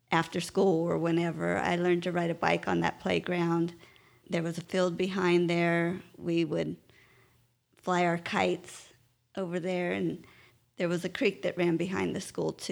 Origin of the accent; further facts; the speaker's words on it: Westminster, California, United States; born there; Well, I was born in California, in Westminster, California. That's near Anaheim. Uh, my parents moved out there.